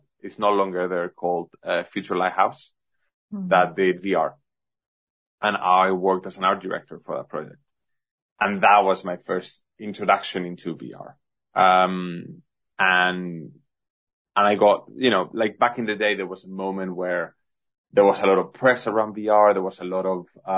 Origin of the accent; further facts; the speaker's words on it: Madrid, Community of Madrid, Spain; also born or lived in Singapore; now in London, United Kingdom; I was born in Madrid, Spain